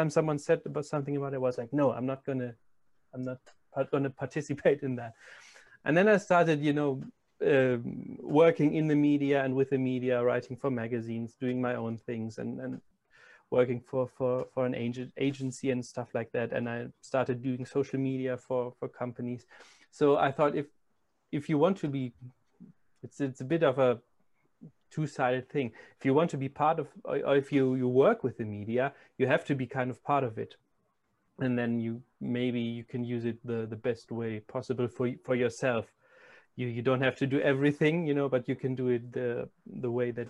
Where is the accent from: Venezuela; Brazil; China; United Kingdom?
Brazil; I'm from Brazil